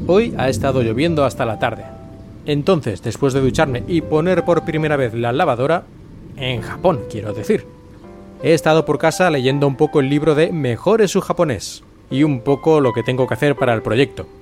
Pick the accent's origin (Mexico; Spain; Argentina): Spain; moved away as an adult; now in Japan; yo soy de España